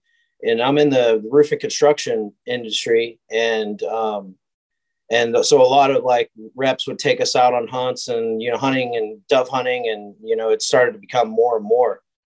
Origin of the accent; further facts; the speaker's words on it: California, United States; also born or lived in Oregon; now in Spring, United States; A little bit all over. I live in the Spring Woodlands area and, you know, grew up in California, Oregon. My whole family's from Oregon.